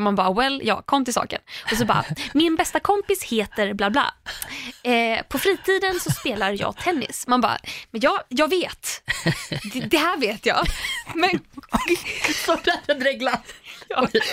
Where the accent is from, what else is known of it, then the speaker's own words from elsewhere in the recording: Landvetter, Västra Götaland, Sweden; alltså jag kommer ändå från Landvetter.